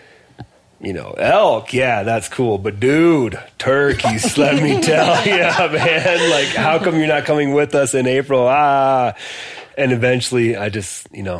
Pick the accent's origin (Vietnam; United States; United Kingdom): United States; Michigan and Wisconsin, Midwest; now in Bozeman, United States; I grew up in Michigan and Wisconsin